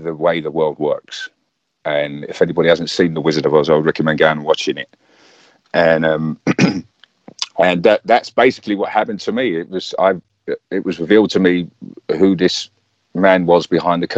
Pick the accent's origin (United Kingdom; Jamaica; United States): United Kingdom; London; I grew up around Arsenal, so we grew up with that football hooligan element